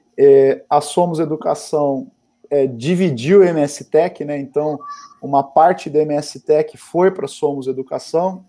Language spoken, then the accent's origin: Portuguese; Guarulhos, São Paulo, Brazil; eu sou nascido em Guarulhos